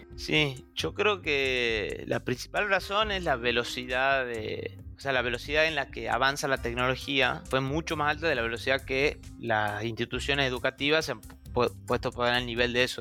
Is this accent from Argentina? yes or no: yes; Tucumán, Argentina; now in Buenos Aires, Argentina; soy de Tucumán, que es una provincia que queda al norte de la Argentina